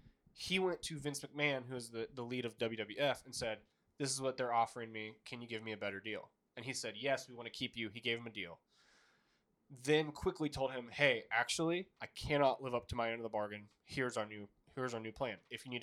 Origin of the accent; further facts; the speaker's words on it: Montreal, Quebec, Canada; I don't want to lose in my hometown of Montreal.